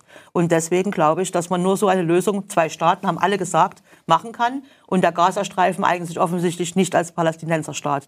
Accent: Germany; ich mich gerne als Deutscher

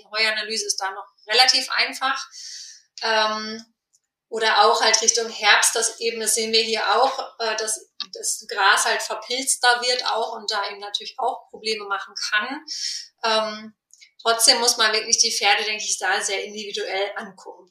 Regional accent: Ruhr area, North Rhine-Westphalia, Germany; moved away; ich komme jetzt ursprünglich aus dem Ruhrgebiet

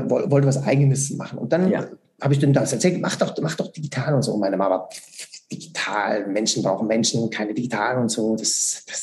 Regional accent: Switzerland; Und das geht natürlich nicht, weil es muss ja drei Jahre gehen bei uns in der Schweiz, ganz klar.

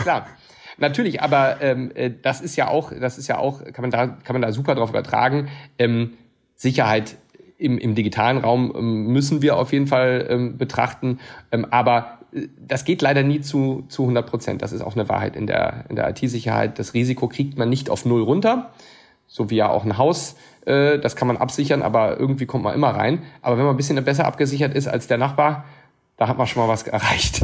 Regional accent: Siegburg, North Rhine-Westphalia, Germany; also born or lived in Cologne; Also wir kommen hier aus der Region. Allerdings in Siegburg.

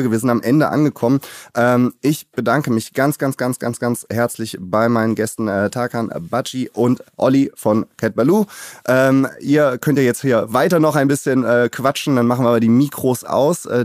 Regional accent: Cologne, North Rhine-Westphalia, Germany; Da laufen immer, wenn man in Köln aufwächst, dann äh, sind da auch

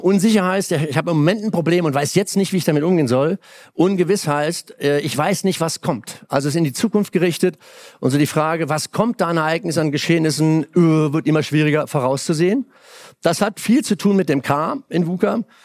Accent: Germany; moved away; Damals so als acht, neunjähriger mit Pfeil und Bogen dahin gezogen, durch die Weinberge. Und also das Dorf, das andere Dorf war zwei Kilometer Mosel aufwärts.

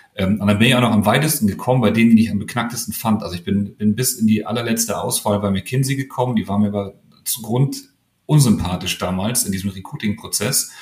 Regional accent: Hamburg, Germany; ich bin groß geworden ganz im Westen, ähm, in Lurup heißt das.

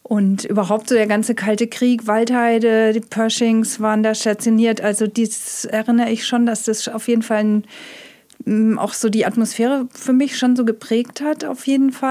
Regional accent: Heilbronn, Baden-Württemberg, Germany; moved away as an adult; also born or lived in Siena; now in Hamburg, Germany; Ich bin geboren und aufgewachsen in Heilbronn. Also habe 19 Jahre meines Lebens hier verbracht. Lebe mittlerweile aber schon seit über 30 Jahren in Hamburg.

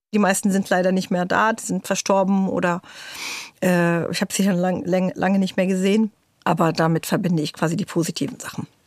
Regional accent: Berlin, Germany; German is a second language; also born or lived in Tyre, Lebanon; in Morbid, wo ich aufgewachsen bin, was meine Heimat ist

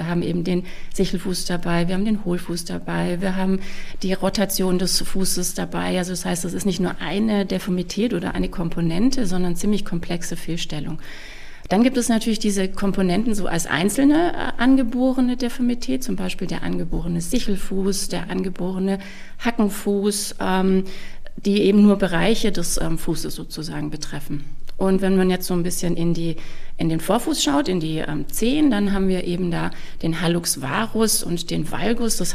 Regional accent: Stuttgart, Baden-Württemberg, Germany; moved away as an adult; also born or lived in Tübingen / Munich / Hamburg; ich in Tübingen studiert habe und ähm, ich bin auch geborene Stuttgarterin, also auch wenn man es vielleicht nicht immer hört.

